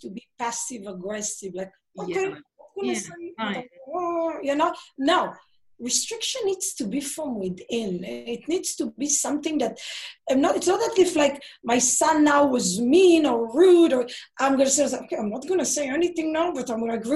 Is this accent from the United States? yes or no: no; Israel; moved away; I grew up in Israel.